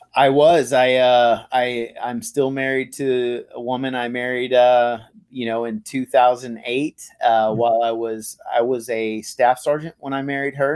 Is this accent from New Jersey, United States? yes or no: no; Tyler, Texas, United States; moved away; I'm from Texas. I, I grew up in East Texas in a little town called Tyler.